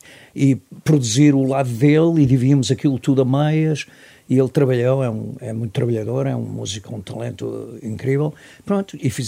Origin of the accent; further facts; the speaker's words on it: Portugal; porque eu venho de Portugal, somos uns bacanos, juntamos